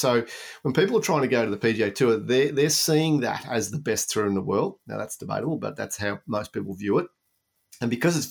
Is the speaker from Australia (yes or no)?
yes; Australia; you were told as an Australian, go to Europe first